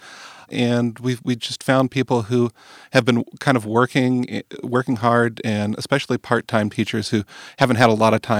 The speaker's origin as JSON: {"language": "English", "town": "West Covina", "region": "California", "country": "United States", "tie": "born or raised there", "also_born_or_lived": "Walnut, California", "said": "I grew up in West Covina, California, which is in San Gabriel Valley"}